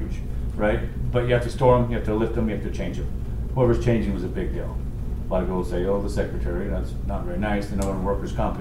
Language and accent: English; Tooele, Utah, United States; Tula, my hometown